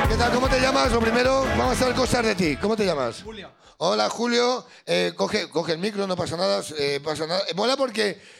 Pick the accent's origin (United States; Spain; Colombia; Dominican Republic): Spain; Castellón de la Plana, Valencian Community; Castellón. De Castellón.